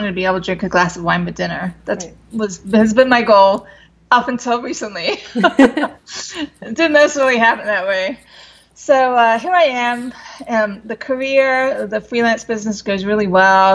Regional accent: London, United Kingdom; moved away as an adult; now in United States; I was raised in London, England, and I came over to the States when I was like 18

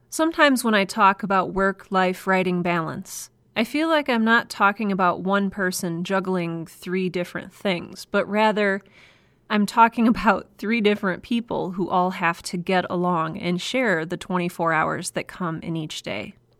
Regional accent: United States; accent: American; I am an American.

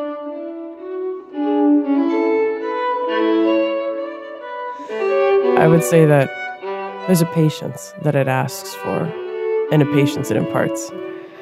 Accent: Minneapolis, Minnesota, United States; I grew up in South Minneapolis

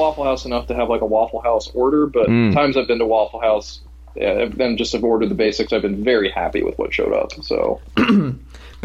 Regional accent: Western Maryland, United States; I grew up in Western Maryland.

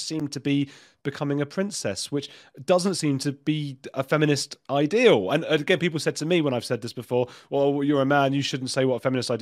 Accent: England, United Kingdom; also born or lived in Latin America; I grew up in a Jewish family as well in England

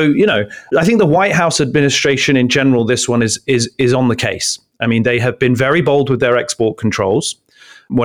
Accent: London, United Kingdom; now in Palo Alto, United States; I grew up on Caledonian Road in London, Council Estate

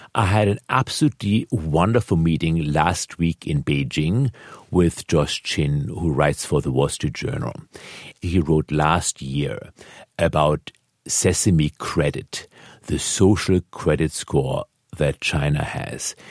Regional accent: Germany; moved away; I was born in Germany.

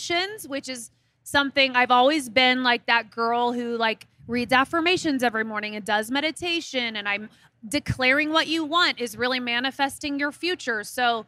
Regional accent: Midwest, United States; I'm from the Midwest

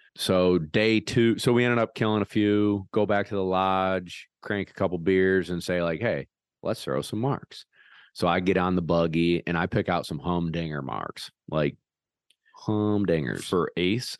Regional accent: Parish, New York, United States; my hometown

